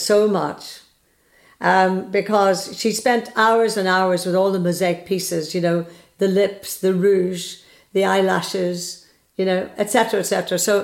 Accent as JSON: {"language": "English", "region": "Northern Ireland", "country": "United Kingdom", "tie": "born or raised there", "moved": "as an adult", "said": "I was brought up in Northern Ireland"}